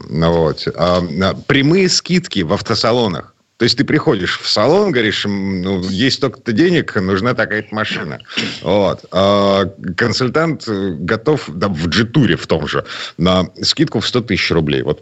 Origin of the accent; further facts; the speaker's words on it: Saint Petersburg, Russia; из Петербурга